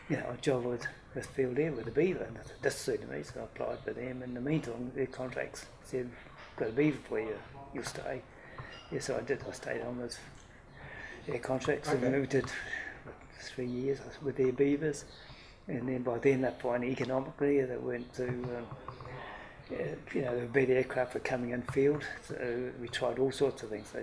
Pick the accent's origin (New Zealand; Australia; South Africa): New Zealand; Stratford, Taranaki; also born or lived in Hawera; And we moved to the farm north of Stratford. I did most of my schooling in Stratford.